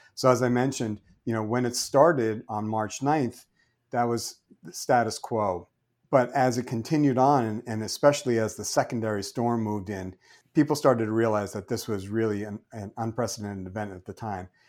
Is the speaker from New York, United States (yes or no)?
yes; New York City, New York, United States; moved away as an adult; also born or lived in Amherst / Northampton; I grew up in New York City, and I started, uh, there